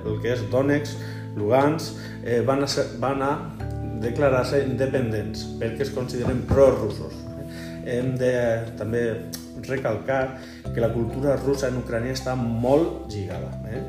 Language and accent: Catalan; Elche, Valencian Community, Spain; moved away as an adult; also born or lived in Teulada; soc nascut a Elx, il·licitant, però que estic per aquestes terres ja el segon curs